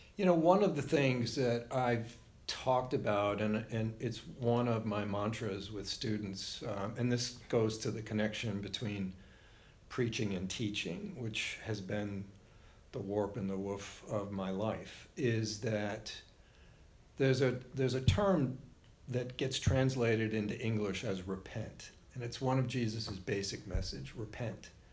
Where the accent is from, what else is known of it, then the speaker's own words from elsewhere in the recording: Warwick, Rhode Island, United States; moved away; The house that we grew up in was on Superior Street